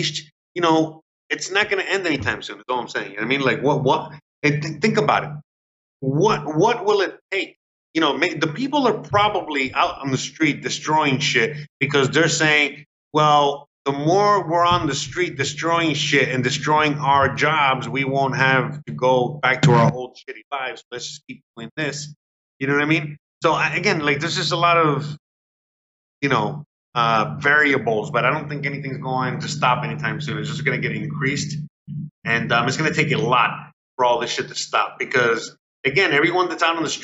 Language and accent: English; Miami, Florida, United States; now in Mexico; I'm from Miami